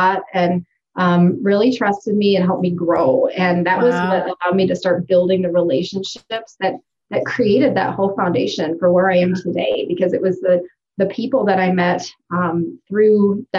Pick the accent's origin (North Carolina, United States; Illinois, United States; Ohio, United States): Ohio, United States; Cleveland; moved away as an adult; now in Sioux Falls, United States; I'm from Cleveland, Ohio